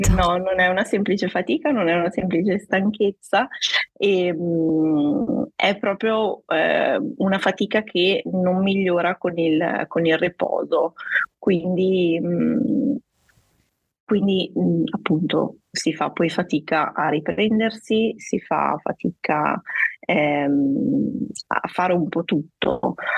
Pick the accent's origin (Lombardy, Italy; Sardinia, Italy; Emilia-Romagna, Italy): Emilia-Romagna, Italy; Guastalla; vengo dalla provincia di Reggio Emilia, un paesino chiamato Guastalla